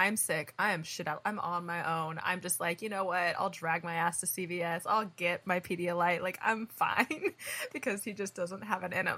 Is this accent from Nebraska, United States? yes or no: no; Indiana, United States; now in California, United States; I don't know if it's because I came from Indiana to California